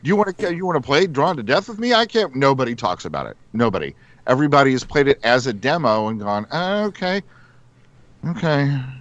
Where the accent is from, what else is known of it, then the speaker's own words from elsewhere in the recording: Ireland; I'm Irish.